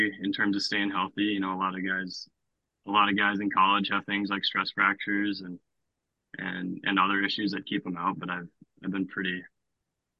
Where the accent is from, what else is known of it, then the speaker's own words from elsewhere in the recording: Grand Forks, North Dakota, United States; in my hometown